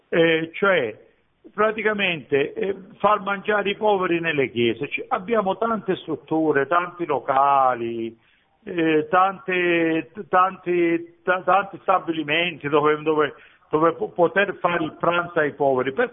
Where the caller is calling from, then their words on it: Calabria, Italy; sono dalla Calabria, sono un sacerdote della Calabria che parla